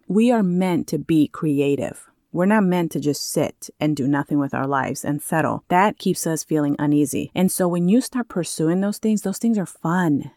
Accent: California, United States; moved away as an adult; now in Maui, United States; I grew up in California and literally lived just within the cities next to each other every time I moved

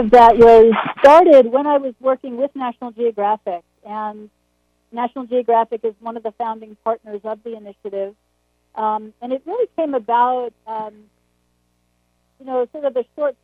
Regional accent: Long Island, New York, United States; I grew up on Long Island

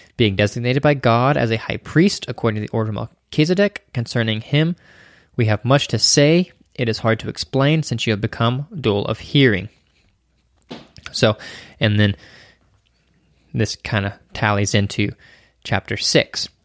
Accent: United States; we, as an American individualistic society

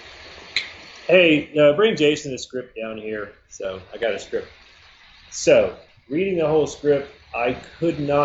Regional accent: Atlanta, Georgia, United States; I'm from Atlanta

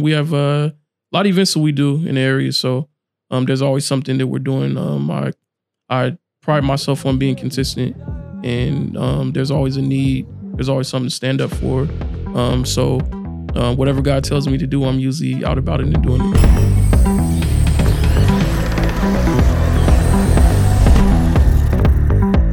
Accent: Fresno, California, United States; grew up here in Fresno, been here my whole life

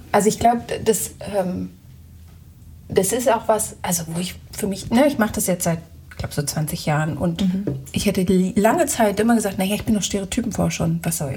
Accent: Germany; moved away; ich ja Kartoffel bin

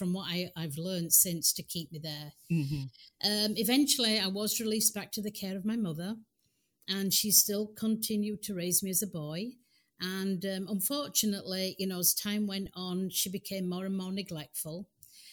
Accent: England, United Kingdom; moved away as an adult; now in United States; I was born in England

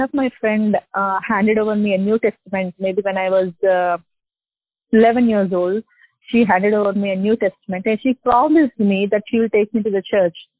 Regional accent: Hyderabad, Telangana, India; I'm from Hyderabad

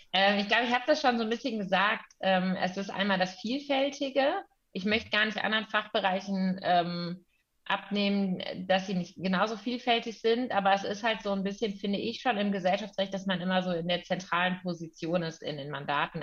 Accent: Cologne, North Rhine-Westphalia, Germany; also born or lived in Münster; ich komme aus Köln ursprünglich, ähm, bin jetzt auch wieder in Köln

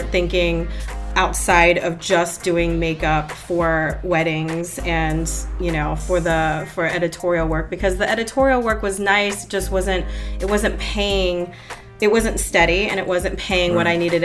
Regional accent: Northern Virginia, United States; moved away as an adult; also born or lived in Maryland; now in Florida, United States; I was born in Maryland, and then I lived in Northern Virginia for most of the rest of my life until my husband and I moved here

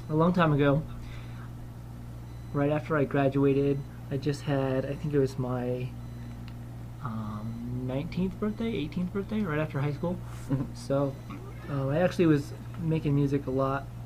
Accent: Colorado, United States; I was raised in Colorado.

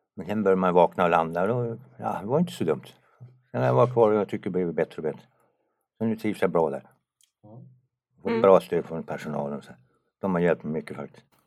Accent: Kramfors, Västernorrland County, Sweden; moved away as an adult; also born or lived in Tumba; now in Sundbyberg, Sweden; Sen flyttade han upp till Norrland, där bodde jag i 16 år

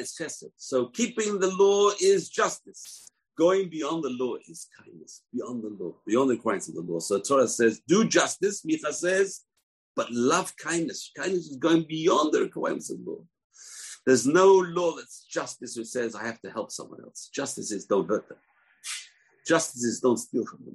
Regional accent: London, United Kingdom; When I was growing up in London

